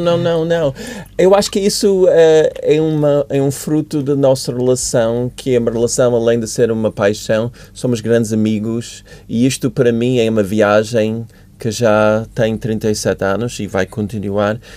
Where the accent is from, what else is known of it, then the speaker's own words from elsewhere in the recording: United States; Portuguese is a second language; moved away as an adult; also born or lived in Africa; now in Portugal; eu sou dos Estados Unidos